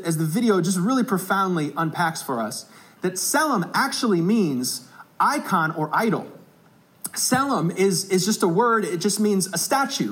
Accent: South Bend, Indiana, United States; I'm from South Bend, Indiana

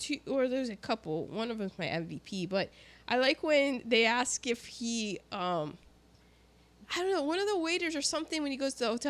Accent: United States; I'm American

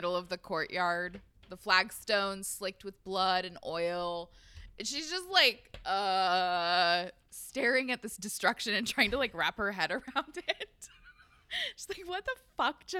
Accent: Portland, United States; I'm from Portland

